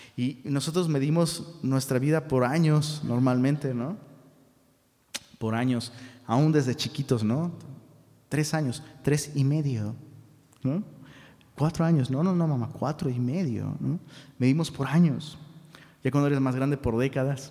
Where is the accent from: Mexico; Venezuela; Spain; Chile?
Mexico; Taxco, Guerrero; now in Monterrey, Mexico; en Tasco, de donde soy originario